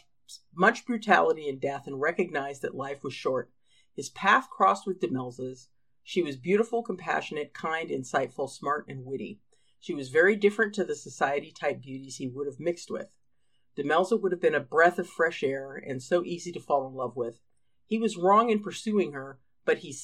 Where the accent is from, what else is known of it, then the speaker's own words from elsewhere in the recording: United States; I'm an American